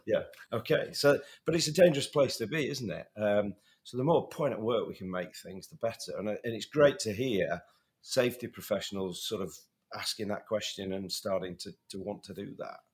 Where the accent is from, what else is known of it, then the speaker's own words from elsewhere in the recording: United Kingdom; also born or lived in north of England; being a Brit